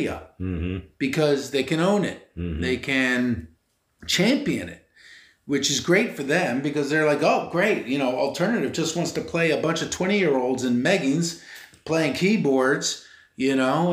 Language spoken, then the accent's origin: English; Philadelphia, Pennsylvania, United States; I'm born and raised in Philly.